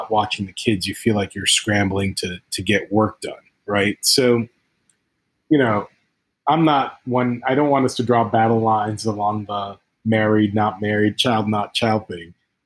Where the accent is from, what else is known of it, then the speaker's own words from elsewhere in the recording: Ghana; moved away; also born or lived in United States; I grew up in Ghana, West Africa, born in the States, but grew up in Ghana.